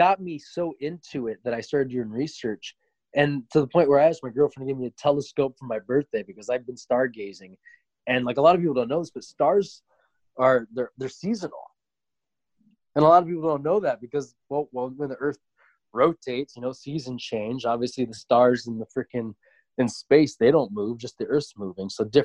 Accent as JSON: {"language": "English", "region": "Montana", "country": "United States", "tie": "born or raised there", "also_born_or_lived": "Boston, Massachusetts", "moved": "yes", "said": "I was born in Boston, but growing up in Montana"}